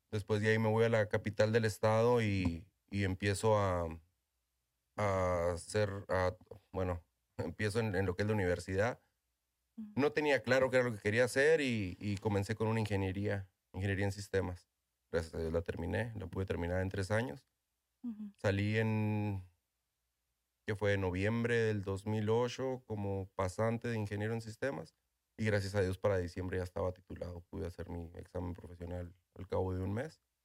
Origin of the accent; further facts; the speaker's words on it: Ojinaga, Chihuahua, Mexico; moved away as an adult; also born or lived in Presidio, Texas / Colombia / Philippines / Indonesia; now in United States; Soy ah, originario de Ojinaga, soy nacido en Chihuahua, Chihuahua. Ah, ahí estoy criado, ahí fui criado en Ojinaga.